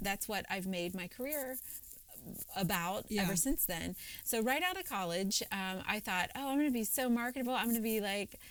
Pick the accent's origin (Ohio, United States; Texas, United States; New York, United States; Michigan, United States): Ohio, United States; Cincinnati; moved away as an adult; also born or lived in Philadelphia; for the first time in my life, I moved away from Cincinnati